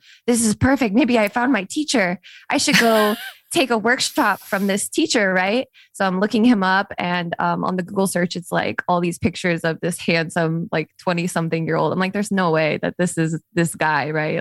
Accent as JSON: {"language": "English", "town": "Las Vegas", "region": "Nevada", "country": "United States", "tie": "born or raised there", "said": "I grew up in Las Vegas"}